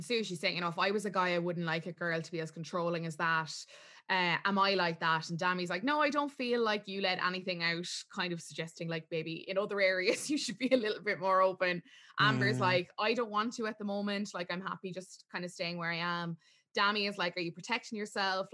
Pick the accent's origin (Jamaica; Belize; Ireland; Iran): Ireland; as Irish viewers